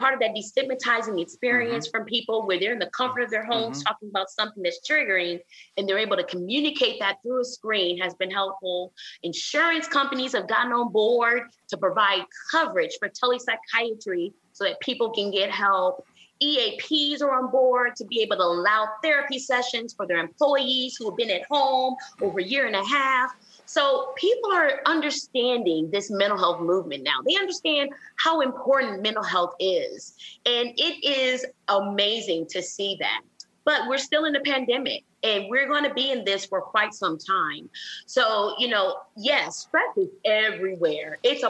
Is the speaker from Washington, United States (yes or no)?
no; Flint, Michigan, United States; I'm from Flint, Michigan.